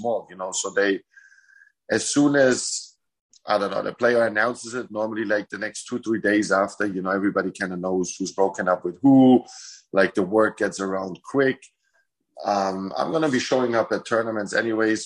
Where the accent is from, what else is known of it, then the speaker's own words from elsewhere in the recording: Munich, Bavaria, Germany; moved away; also born or lived in Croatia; I grew up in Munich